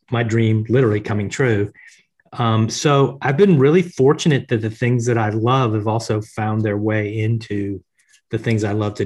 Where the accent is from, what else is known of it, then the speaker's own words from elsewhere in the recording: Tampa, Florida, United States; I grew up in Tampa, Florida in the US